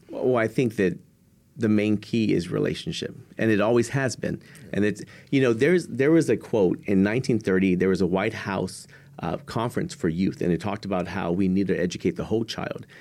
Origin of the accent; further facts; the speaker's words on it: San Antonio, Texas, United States; I'm originally from San Antonio, Texas